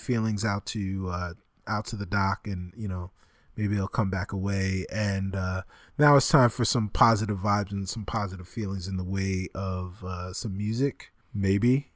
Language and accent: English; Roosevelt, New York, United States; Doctor J is from my hometown